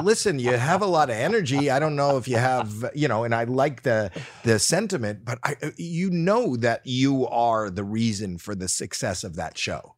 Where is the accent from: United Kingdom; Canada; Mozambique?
Canada; now in United States; I grew up in Canada